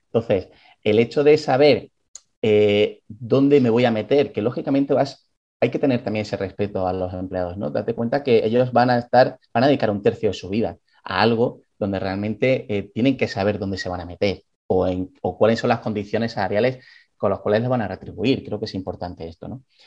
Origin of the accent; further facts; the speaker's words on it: Galicia, Spain; soy gallego